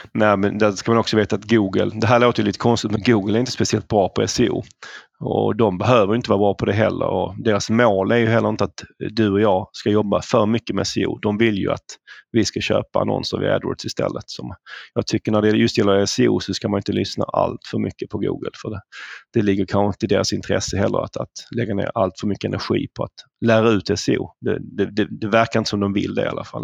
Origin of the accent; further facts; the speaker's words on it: Malmö, Skåne, Sweden; accent: southern; moved away as an adult; now in Stockholm, Sweden; det hör nog ni som lyssnar att jag kommer ju söderifrån, jag kommer från Malmö ursprungligen. Flyttade till Stockholm efter gymnasiet